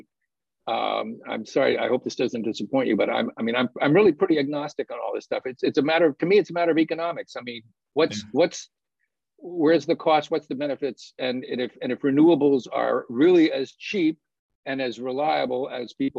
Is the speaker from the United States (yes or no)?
yes; United States; as an American citizen